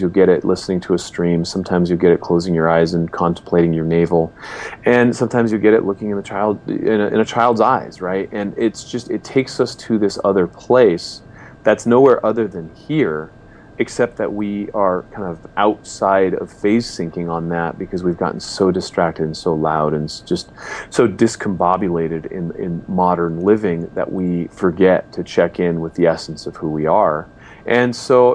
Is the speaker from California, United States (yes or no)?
yes; Los Angeles, California, United States; born or raised there